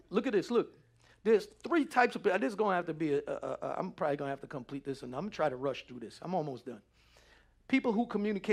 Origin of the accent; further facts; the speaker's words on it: New York City, New York, United States; growing up in New York City, it was all, yo, we from the hood